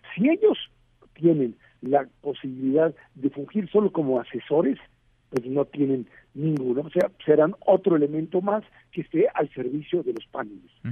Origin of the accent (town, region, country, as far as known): Mexico